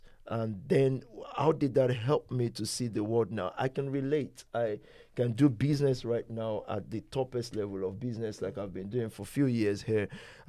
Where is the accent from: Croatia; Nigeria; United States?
Nigeria; Ibadan, Oyo; moved away as an adult; now in United Kingdom; I grew up in Ibadan.